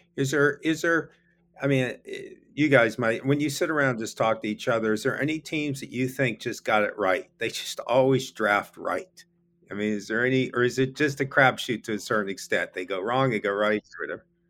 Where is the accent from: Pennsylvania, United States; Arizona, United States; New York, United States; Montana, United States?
Pennsylvania, United States; Pittsburgh; I'm from Pittsburgh.